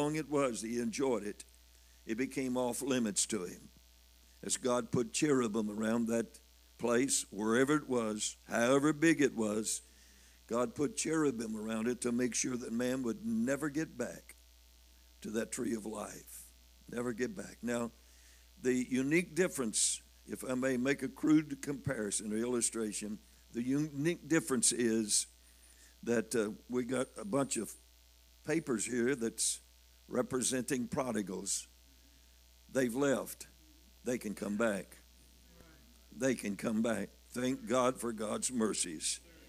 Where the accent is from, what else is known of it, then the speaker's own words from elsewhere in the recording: Missouri, United States; I'm from Missouri. I am stubborn. I got to be shown.